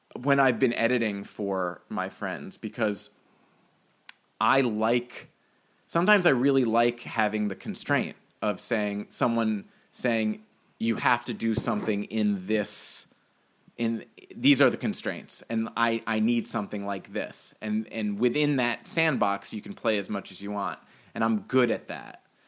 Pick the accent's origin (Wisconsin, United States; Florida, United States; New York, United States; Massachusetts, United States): New York, United States; New York City; I grew up in Greenwich Village for a little bit, and then in Brooklyn for ten years, and then in Manhattan for two